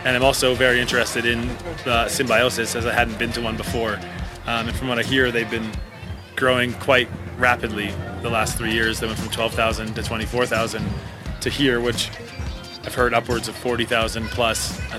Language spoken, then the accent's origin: English; Denman Island, British Columbia, Canada; I'm a filmmaker from Denman Island, BC.